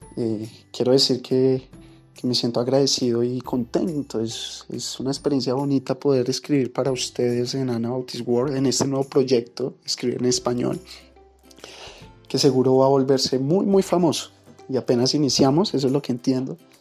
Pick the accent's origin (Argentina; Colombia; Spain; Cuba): Colombia; also born or lived in Bogotá; soy de Colombia, colombiano por, porque tocó